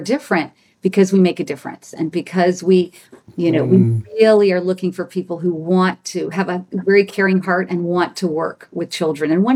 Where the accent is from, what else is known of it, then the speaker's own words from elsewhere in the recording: Louisiana, United States; I grew up in Louisiana. I was born in Louisiana.